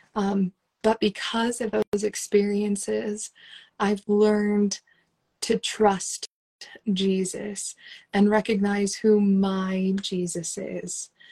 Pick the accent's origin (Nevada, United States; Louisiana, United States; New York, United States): Nevada, United States; Las Vegas; moved away as an adult; also born or lived in Utah / Guatemala; I was born and raised in Las Vegas